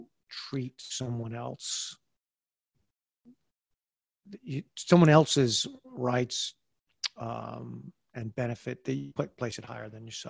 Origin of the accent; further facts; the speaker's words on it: United States; I was so blessed to be an American, to wake up as an American.